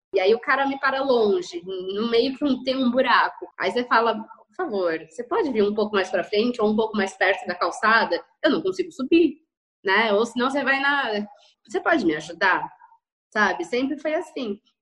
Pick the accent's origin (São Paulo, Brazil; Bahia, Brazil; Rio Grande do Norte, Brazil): São Paulo, Brazil; eu sou de São Paulo, capital